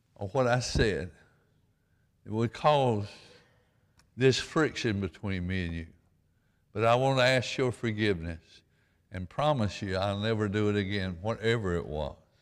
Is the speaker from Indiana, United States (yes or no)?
no; Stockton, Georgia, United States; as a poor boy, and growing up in Stockton, Georgia